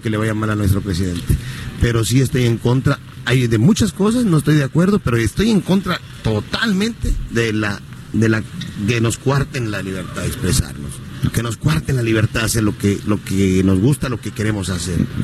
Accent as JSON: {"language": "Spanish", "town": "Acapulco", "region": "Guerrero", "country": "Mexico", "tie": "born or raised there", "said": "De aquí, de, Acapulco. Yo nací en el Seguro Social de aquí de, de Cuauhtémoc"}